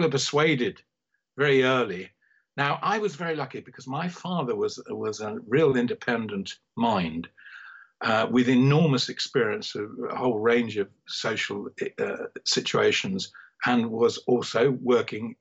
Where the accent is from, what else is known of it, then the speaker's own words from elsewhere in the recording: Sutton Coldfield, West Midlands, United Kingdom; I was from Sutton Coldfield.